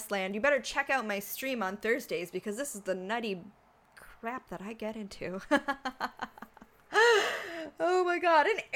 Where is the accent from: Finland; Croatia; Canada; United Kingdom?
Canada; I'm from Canada, so we actually learn French in school